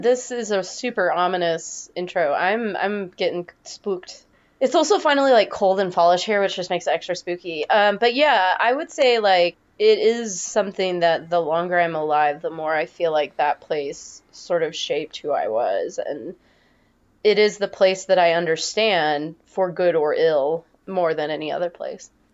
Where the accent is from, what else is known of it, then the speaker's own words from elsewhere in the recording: Northern Nevada, United States; moved away as an adult; I was born in Northern Nevada, and I lived there until I graduated high school, so eighteen years